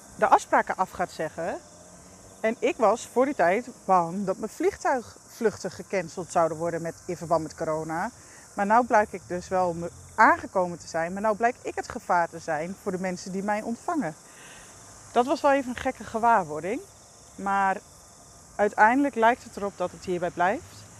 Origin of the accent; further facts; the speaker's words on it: Netherlands; als Nederlander